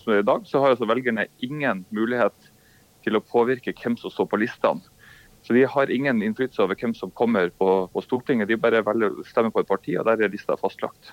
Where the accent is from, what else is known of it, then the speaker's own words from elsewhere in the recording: Bodø, Nordland, Norway; moved away as an adult; also born or lived in Oslo / Washington; now in Bodø, Norway; Jeg er fra Bodø